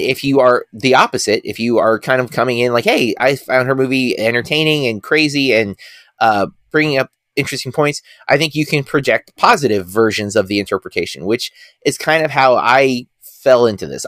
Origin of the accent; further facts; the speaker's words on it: United States; me being American